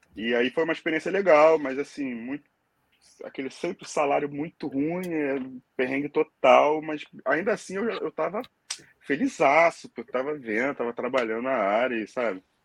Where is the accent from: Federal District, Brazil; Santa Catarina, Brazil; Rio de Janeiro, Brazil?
Rio de Janeiro, Brazil; Angra dos Reis; moved away as an adult; now in Dublin, Ireland; eu sou nasci em Angra dos Reis, mas fui morar no Rio de Janeiro com 14 anos. E de lá para cá, fiquei no, no Rio